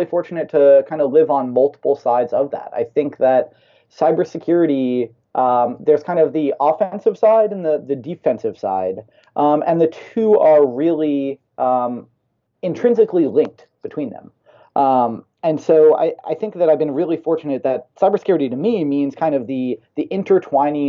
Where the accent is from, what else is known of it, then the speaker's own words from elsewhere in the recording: California, United States; also born or lived in Alaska; I was actually born in Alaska, but grew up in California